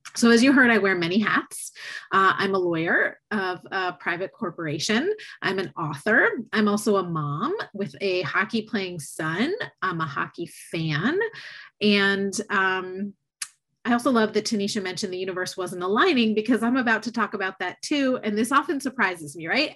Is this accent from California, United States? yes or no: no; just outside of Tampa, Florida, United States; I grew up in Florida, just outside of Tampa, Florida